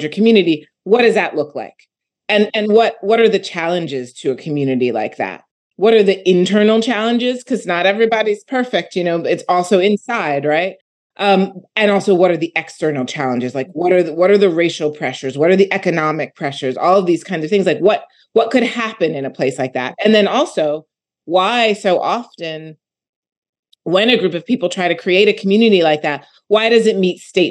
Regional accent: Philadelphia, Pennsylvania, United States; I'm from Philadelphia

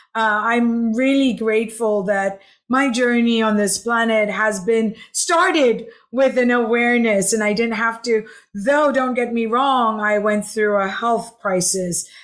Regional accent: Hong Kong; also born or lived in Philippines / Los Angeles / New York / Santa Barbara; now in Edinburg, Texas, United States; originally, I was born in the Philippines, raised in Hong Kong, lived in LA, New York, uh, Santa Barbara, San Francisco, Dubai, and been in Texas for now six years.

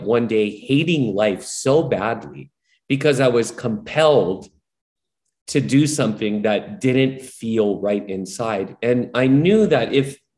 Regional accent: Hawaii, United States; I'm born and raised in Hawaii

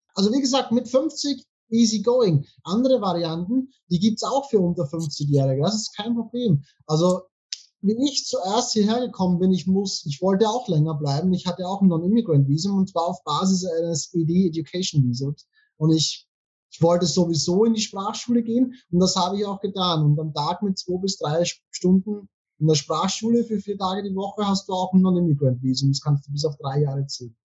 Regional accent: Austria; now in Thailand; Bei uns in Österreich

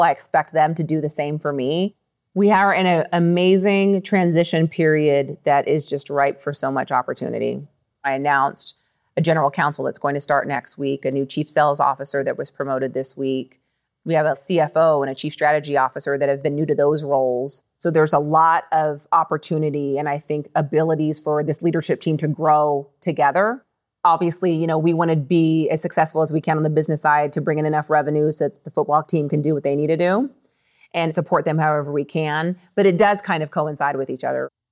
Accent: Las Vegas, Nevada, United States; growing up in Las Vegas

